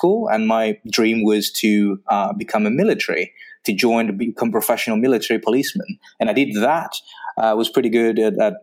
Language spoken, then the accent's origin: English; Greece; moved away as an adult; also born or lived in Belgium; So I'm from Greece